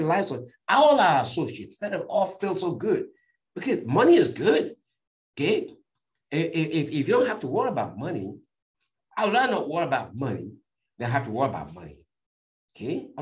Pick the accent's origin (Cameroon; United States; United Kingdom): Cameroon; moved away; I was born in Cameroon in a village, you know, where even up to today, homes don't have running water